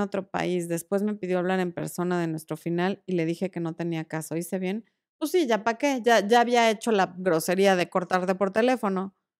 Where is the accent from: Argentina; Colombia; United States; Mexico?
Mexico; Cuernavaca, Morelos; Yo pasé gran parte de mi infancia en Cuerna.